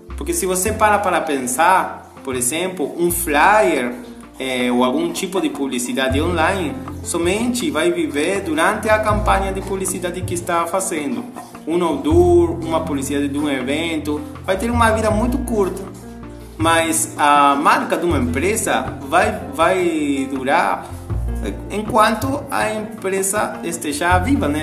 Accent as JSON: {"language": "Portuguese", "country": "Argentina", "second_language": "Portuguese", "moved": "as an adult", "lives_now": "Imbituba, Brazil", "said": "sou argentino e estou morando aqui no Brasil faz cinco anos"}